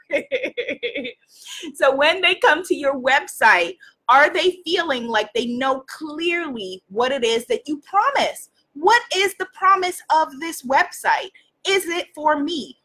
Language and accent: English; New York, United States; I'm from New York. I'm Caribbean. I'm African American